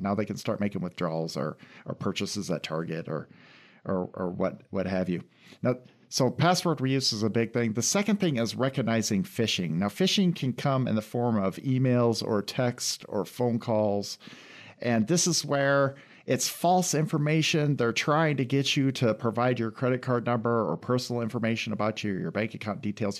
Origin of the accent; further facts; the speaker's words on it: Iowa, United States; moved away as an adult; also born or lived in London; now in Lansing, United States; I grew up in Iowa and then went to school